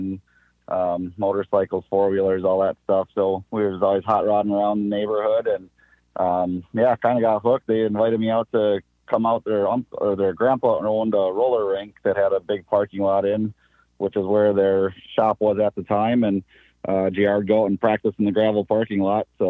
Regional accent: West Bend, Wisconsin, United States; born and raised in West Bend, lived there most of my life, and I moved about maybe 20 minutes away

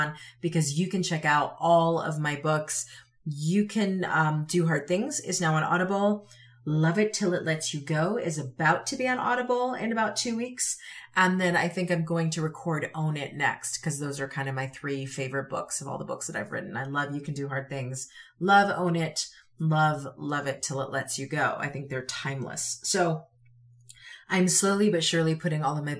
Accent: Connecticut, United States; also born or lived in Utah; now in Wyoming, United States; growing up in Connecticut

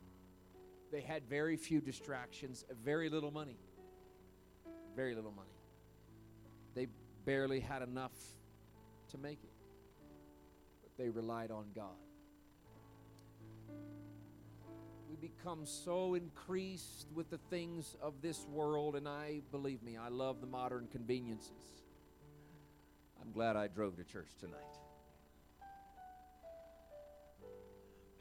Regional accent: Indiana, United States; moved away; It's my home state, Indiana, where I'm originally from

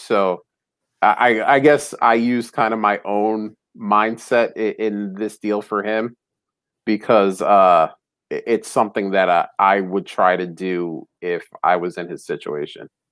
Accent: New Jersey, United States; now in Philadelphia area, United States; I'm actually originally from North Jersey. I grew up about a half hour away from the Old Meadowlands

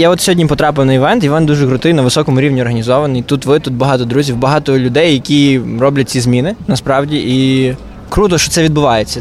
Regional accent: Chervonohrad, Lviv Oblast, Ukraine; also born or lived in Kopytiv, Lviv Oblast; Я родом з села, село Копитів, Сокальської е, той Сокальського району, колишнього тепер Черноградського району Львівської області.

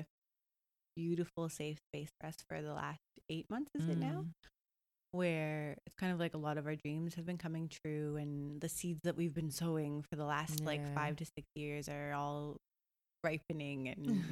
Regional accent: Toronto, Ontario, Canada; moved away as an adult; also born or lived in Costa Rica; now in Gold Coast, Australia; I'm from Toronto and I'm a designer

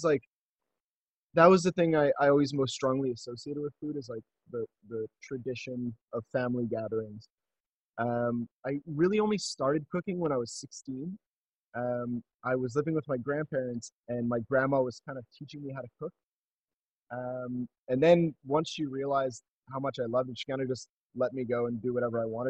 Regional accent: Montreal, Quebec, Canada; I'm from Montreal

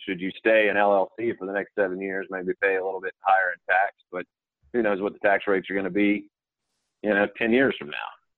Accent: Atlanta, Georgia, United States; born and raised in Atlanta

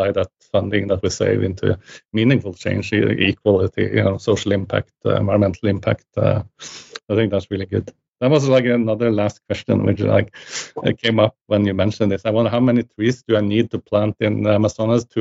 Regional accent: Norway; I'm coming from Norway

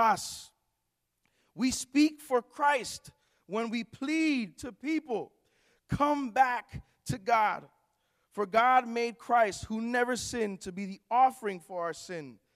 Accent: Newark, New Jersey, United States; I'm from actually Newark, New Jersey. I pastor a church there in Newark, New Jersey

